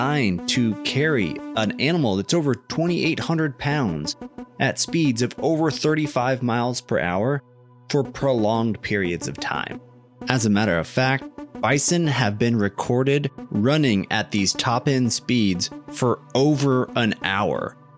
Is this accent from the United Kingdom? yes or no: no; Canada; I am Canadian and I only think in kilometers per hour.